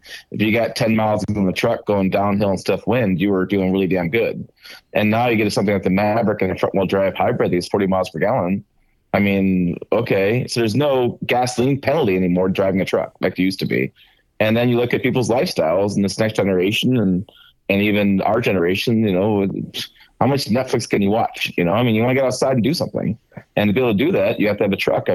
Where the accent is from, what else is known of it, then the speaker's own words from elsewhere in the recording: Michigan, United States; I grew up kind of in Michigan